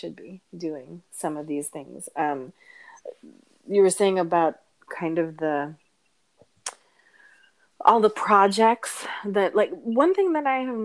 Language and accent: English; United States; my parents are Filipino immigrants, and I was born in the States